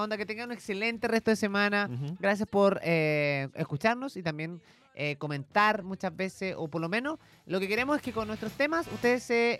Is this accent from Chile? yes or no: yes; Chile; como chilenos